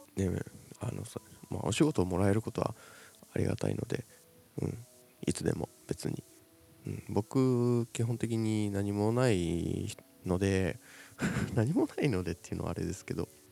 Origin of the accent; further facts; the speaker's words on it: Shizuoka, Japan; 僕静岡出身なんです静岡県静岡市出身なんですよ